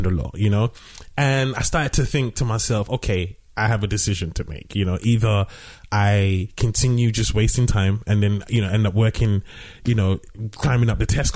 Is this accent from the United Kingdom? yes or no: yes; London, United Kingdom; I grew up in London.